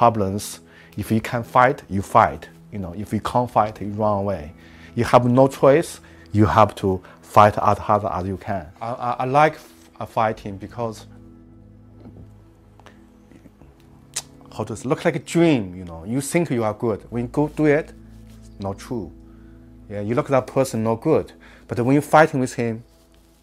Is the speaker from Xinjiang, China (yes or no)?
yes; Xinjiang, China; English is a second language; moved away as an adult; now in United Kingdom; So I'm grew up in Xinjiang, so I grew up in the village.